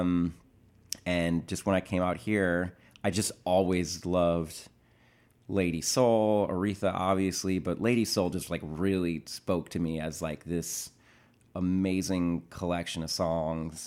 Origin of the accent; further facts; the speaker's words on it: Minneapolis, Minnesota, United States; moved away; also born or lived in Boston; I'm from Minneapolis, and after Berkeley, I went and moved back to Minneapolis